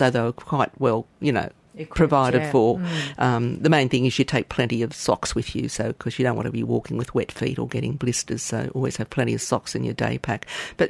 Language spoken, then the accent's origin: English; Australia; a lot of us on the mainland